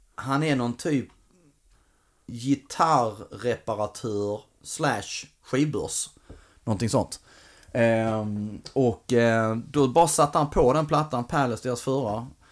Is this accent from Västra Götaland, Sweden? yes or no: no; Ängelholm, Skåne, Sweden; moved away; jag var nere i Ängelholm i somras, min hemstad